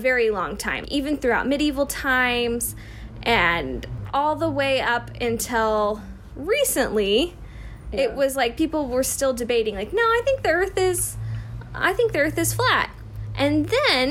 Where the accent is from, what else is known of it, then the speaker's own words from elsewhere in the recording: United States; we as American citizens